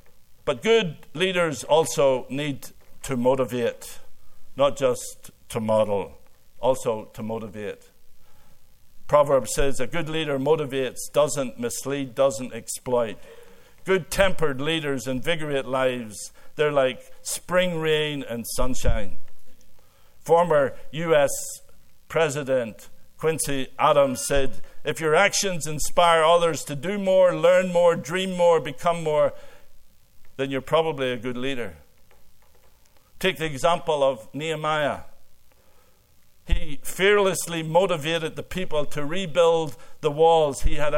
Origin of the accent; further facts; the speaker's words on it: Ireland; now in Canada; I came from Ireland and married a fifth-generation Canadian.